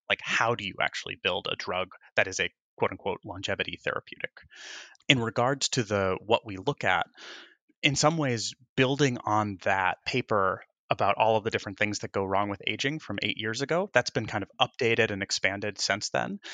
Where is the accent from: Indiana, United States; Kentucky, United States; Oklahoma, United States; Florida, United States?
Indiana, United States; moved away as an adult; also born or lived in Wisconsin / Chicago / Michigan / Texas; now in New York, United States; I was born in Wisconsin, right on Lake Michigan, and grew up in Indiana.